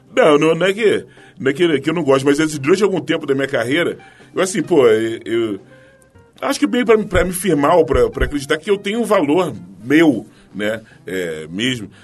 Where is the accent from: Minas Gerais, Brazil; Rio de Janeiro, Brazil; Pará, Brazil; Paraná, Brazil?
Rio de Janeiro, Brazil; eu nasci no Morro de São José, né, em Madureira